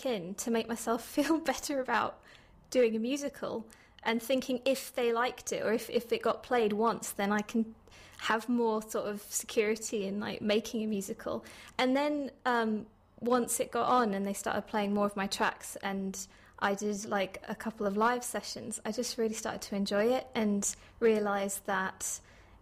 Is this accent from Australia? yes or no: no; Turkey; also born or lived in Stockton-on-Tees, England; now in Middlesbrough, United Kingdom; I actually spent my childhood in Turkey, and my dad is Turkish Cypriot and my mum's Geordie